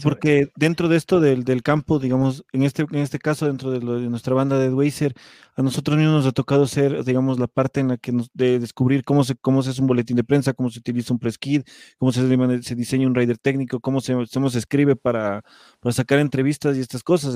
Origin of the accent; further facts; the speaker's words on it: Ecuador; siendo una banda ecuatoriana en otro país